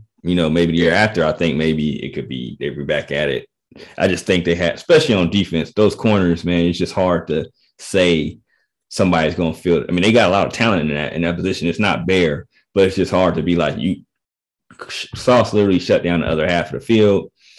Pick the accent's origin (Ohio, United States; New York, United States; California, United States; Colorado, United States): Ohio, United States; Dayton; being from Dayton, my hometown